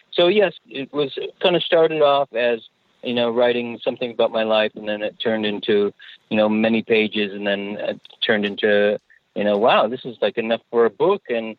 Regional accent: Canada; moved away as an adult; also born or lived in Manchester, England; So, yeah, I was born in Manchester, England, and my parents immigrated to Canada when I was four. So I kind of grew up Canadian. But then I only stayed in Canada till I was 20, and then I got out of here.

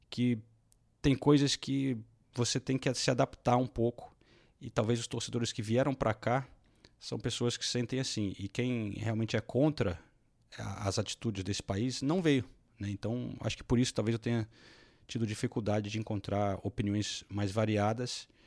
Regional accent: United Kingdom; Eu sou do Reino Unido, posso dar minha opinião, a minha opinião apenas

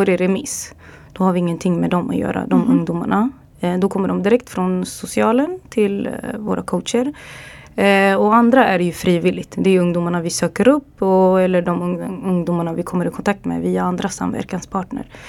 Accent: Örebro, Örebro County, Sweden; also born or lived in Dubai / England / Los Angeles; där jag kommer ifrån, Örebro

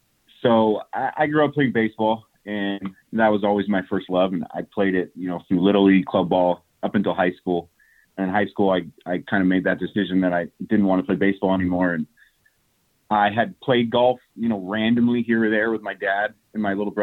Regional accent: Bakersfield, California, United States; now in San Diego, United States; Home base right now is in San Diego. I've been there since 2009. Prior to that, I grew up in Bakersfield, and I was in Bakersfield up until that point.

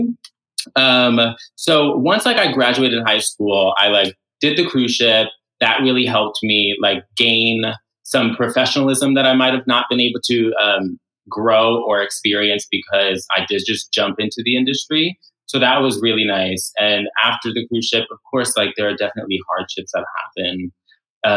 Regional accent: New York City, New York, United States; So I am from New York City. So I went to high school at LaGuardia High School in Lincoln Center

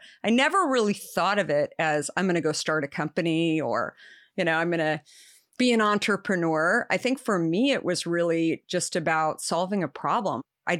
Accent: Arizona, United States; I grew up in Arizona.

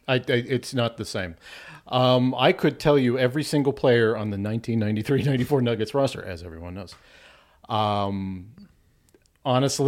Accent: Arvada, Colorado, United States; also born or lived in Thornton, Colorado; I grew up in Arvada

